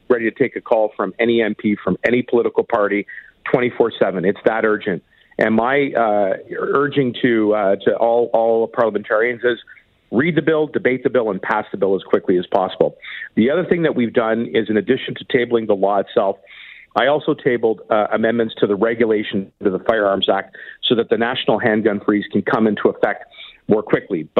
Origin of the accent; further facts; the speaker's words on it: Toronto, Ontario, Canada; the Danforth shooting in my hometown